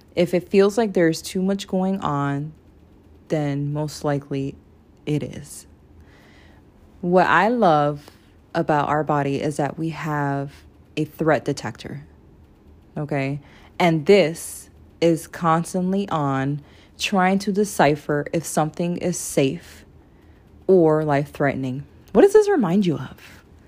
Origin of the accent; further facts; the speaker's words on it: Florida, United States; I'm from Florida.